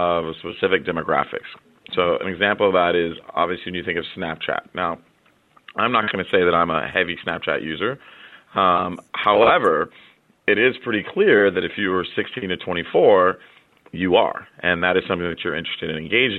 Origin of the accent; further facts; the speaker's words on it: San Jose, California, United States; I'm from Silicon Valley. I'm a San Jose native